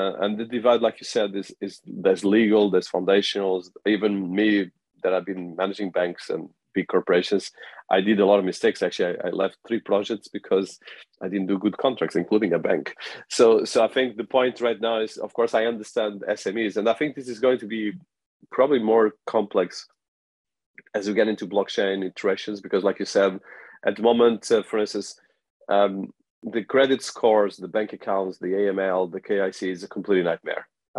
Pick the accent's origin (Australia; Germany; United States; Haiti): Australia; being an Australian that has been as well working in Africa and the UK